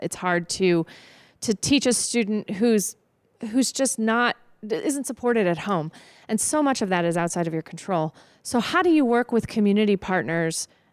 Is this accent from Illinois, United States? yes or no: yes; Byron, Illinois, United States; I grew up in a small town. I grew up in Byron